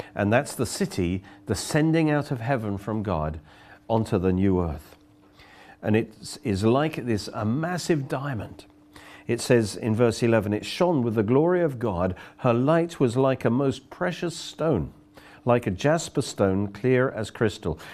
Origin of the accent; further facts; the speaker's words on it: Oxford, South East England, United Kingdom; I come from Oxford